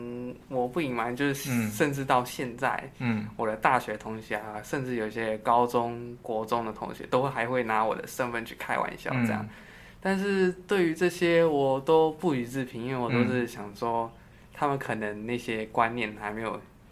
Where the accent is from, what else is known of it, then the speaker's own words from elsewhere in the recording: Taiwan; born there; 对，我是在台湾出生，然后从国小开始读中文这样。